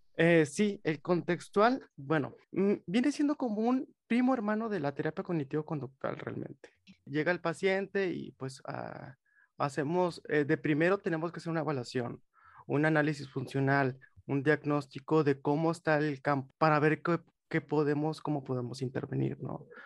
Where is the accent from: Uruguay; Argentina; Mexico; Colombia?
Mexico; Monterrey, Nuevo León; soy de Monterrey, tengo 25 años